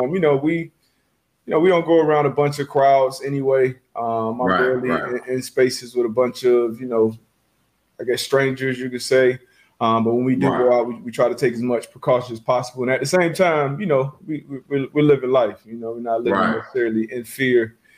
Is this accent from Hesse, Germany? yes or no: yes; Frankfurt, Hesse, Germany; born there; Yeah, I was born in Germany.